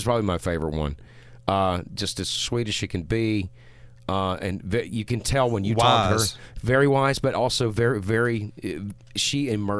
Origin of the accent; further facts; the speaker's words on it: Louisiana, United States; well, I'm here from Louisiana, and I'm just going to tell you like